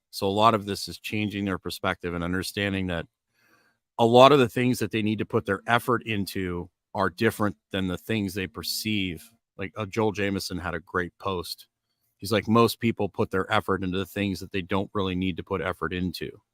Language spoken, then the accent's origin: English; Edmonton, Alberta, Canada; also born or lived in Kentucky; now in Largo, United States; I grew up in Edmonton